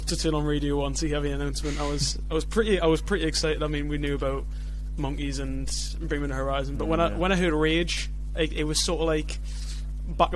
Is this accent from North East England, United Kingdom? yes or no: yes; Newcastle upon Tyne, North East England, United Kingdom; also born or lived in Leeds; I'm from Newcastle.